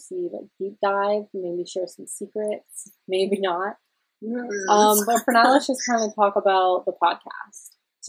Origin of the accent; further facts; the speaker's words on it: Central Ontario, Canada; We're both from Central Ontario. We actually met in high school